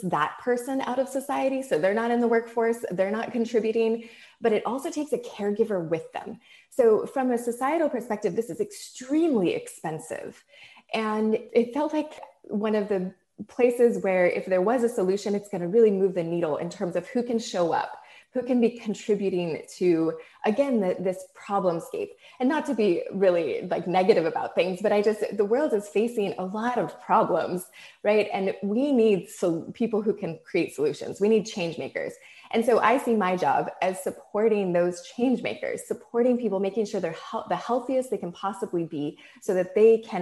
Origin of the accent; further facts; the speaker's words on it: Hawaii, United States; When I grew up in Hawaii